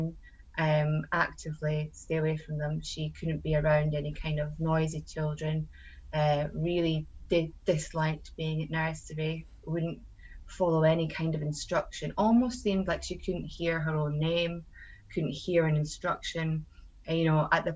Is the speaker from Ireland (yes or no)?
no; Scotland, United Kingdom; now in Suffolk, United Kingdom; I'm a Scottish mum living in Suffolk